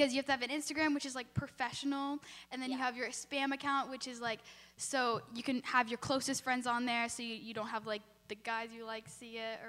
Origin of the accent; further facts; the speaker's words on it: Brisbane, California, United States; I'm going into 10th grade. I'm from Brisbane in California, and I go to an all-girls Catholic school.